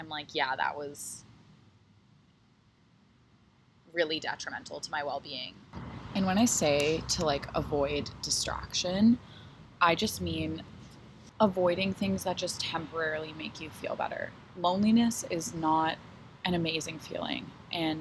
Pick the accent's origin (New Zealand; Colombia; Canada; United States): Canada; Toronto, Ontario; here in Toronto, in my hometown